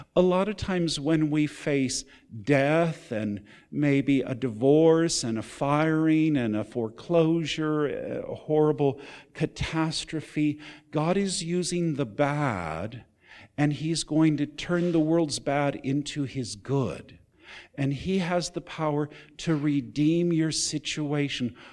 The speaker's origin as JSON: {"language": "English", "region": "California", "country": "United States", "tie": "born or raised there", "also_born_or_lived": "Texas / Nevada", "moved": "as an adult", "said": "I grew up mostly in California. I consider that home. I'm a Californian"}